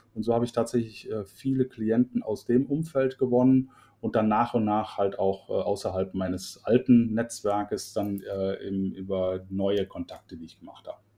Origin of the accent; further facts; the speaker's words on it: Cologne, North Rhine-Westphalia, Germany; also born or lived in Middle Franconia, near Nuremberg; ich bin gebürtiger Mittelfranke aus der Nähe von Nürnberg, aber bin da mit zwei Jahren dann schon äh, verschickt worden nach Köln ähm, und bin also in Köln groß geworden